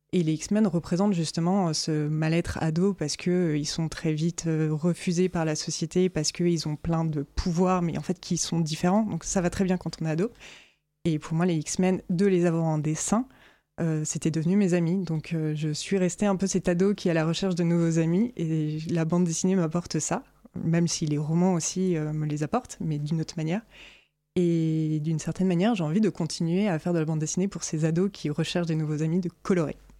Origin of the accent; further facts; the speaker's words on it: France; je suis française